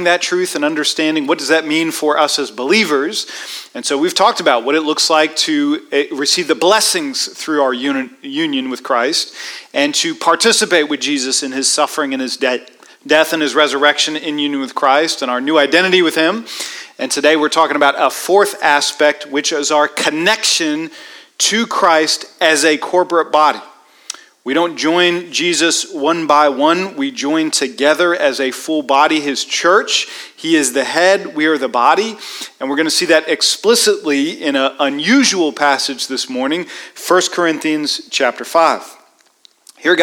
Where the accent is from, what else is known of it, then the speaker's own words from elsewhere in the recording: Washington, District of Columbia, United States; I grew up in Washington, D.C.